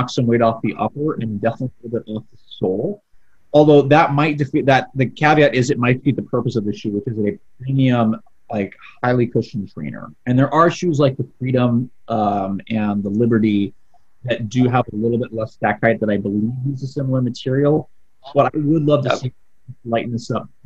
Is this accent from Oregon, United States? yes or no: yes; Portland, Oregon, United States; moved away; I'm from Portland